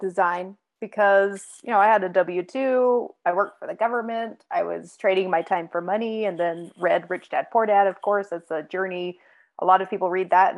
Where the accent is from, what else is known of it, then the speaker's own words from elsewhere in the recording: Salt Lake City, Utah, United States; I grew up in Utah, Salt Lake City suburbs